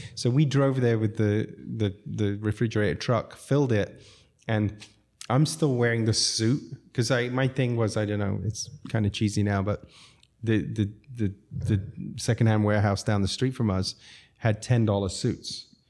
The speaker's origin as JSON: {"language": "English", "country": "Zambia", "tie": "born or raised there", "also_born_or_lived": "London / New York City", "moved": "yes", "said": "I grew up in Zambia"}